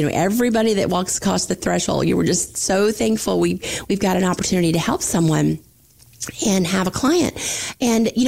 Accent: Florida Panhandle, United States; accent: southern drawl; moved away; I'm from the Panhandle, Florida, so I do have that southern draw, especially when I go visit my family.

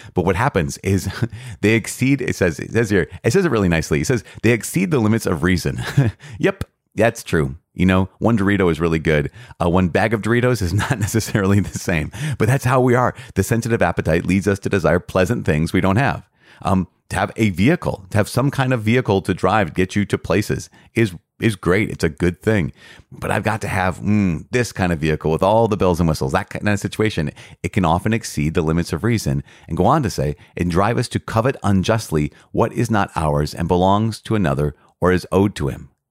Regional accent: Midwest, United States; growing up in the Midwest.

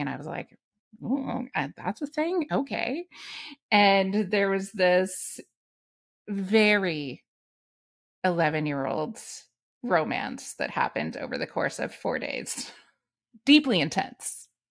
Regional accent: Canada; our dialect, that is using our vocabulary, that is speaking of cities and towns and news events and things that happen in this country

